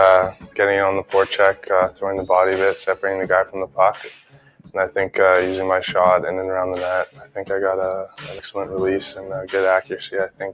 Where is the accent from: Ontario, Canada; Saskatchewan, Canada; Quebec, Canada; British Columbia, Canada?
Ontario, Canada; Toronto; I play for the Windsor Spitfires. I'm a left winger, and I'm from Toronto.